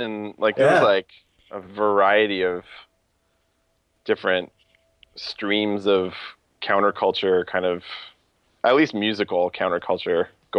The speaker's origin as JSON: {"language": "English", "town": "Ottawa", "region": "Ontario", "country": "Canada", "said": "I'm from Ottawa."}